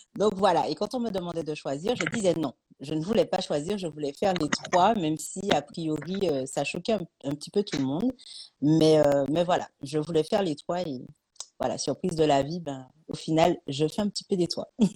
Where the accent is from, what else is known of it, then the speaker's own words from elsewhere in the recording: Martinique; also born or lived in Paris / Lyon; now in Toulouse, France; d'où je viens, je viens de Martinique